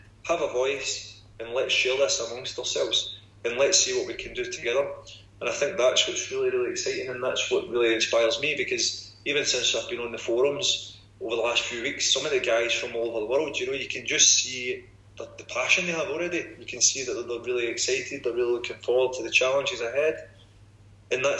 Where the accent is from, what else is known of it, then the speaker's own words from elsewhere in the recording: Glasgow, Scotland, United Kingdom; moved away as an adult; now in Paris, France; I'm from Glasgow, I'm working class. I came to Paris with £40 in my pocket all these years ago